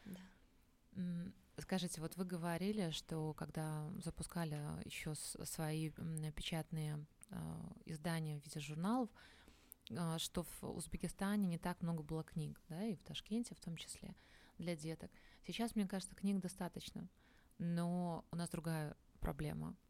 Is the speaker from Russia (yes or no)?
no; Minsk, Belarus; moved away; я сама родом из Минска